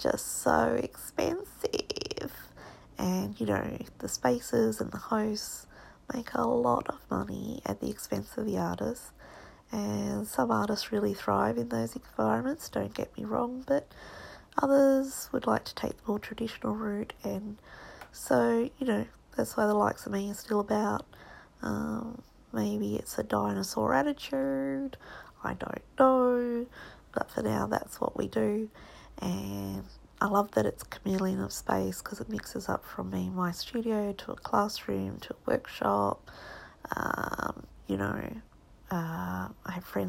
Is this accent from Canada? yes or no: no; Australia; now in Hong Kong; I'm an Australian artist. I'm a painter